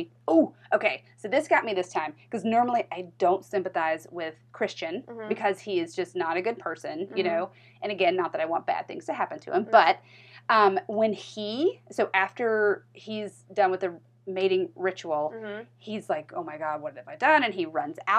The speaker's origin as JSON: {"language": "English", "region": "the South", "country": "United States", "said": "I'm from the South"}